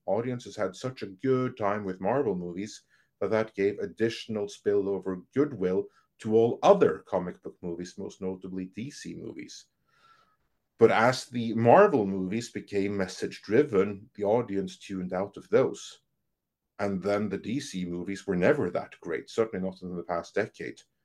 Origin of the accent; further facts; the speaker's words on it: Norway; I'm from Norway.